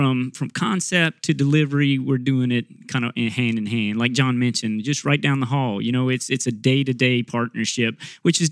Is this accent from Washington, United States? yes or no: no; Abbeville, Louisiana, United States; I grew up in South Louisiana. I'm from Abbeville, Louisiana, born and raised in that area.